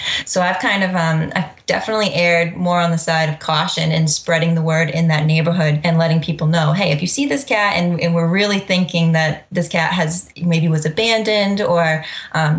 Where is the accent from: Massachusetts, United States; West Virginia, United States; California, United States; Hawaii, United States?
Massachusetts, United States; Freetown; Middleborough, Lakeville, Freetown, kind of my hometown, which is an hour away.